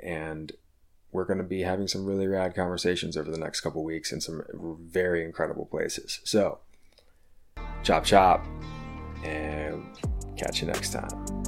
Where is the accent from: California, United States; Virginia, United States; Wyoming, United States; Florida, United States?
Virginia, United States; Richmond; I'm gonna be bringing you today's episode from my hometown, uh, of Richmond, Virginia